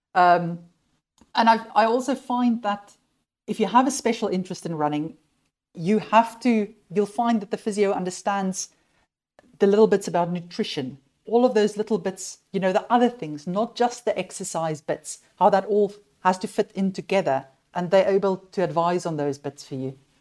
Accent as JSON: {"language": "English", "country": "South Africa", "tie": "born or raised there", "also_born_or_lived": "United Kingdom", "moved": "yes", "said": "I, I grew up in South Africa"}